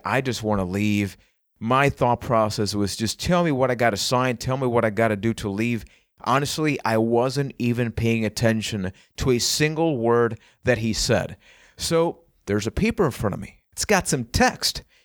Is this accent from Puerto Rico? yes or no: yes; Puerto Rico; I am from Puerto Rico